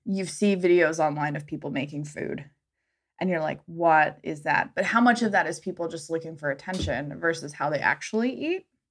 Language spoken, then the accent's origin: English; Southwest, United States; growing up in the Southwest, where we do eat a lot of Mexican food, we eat a lot of chilies.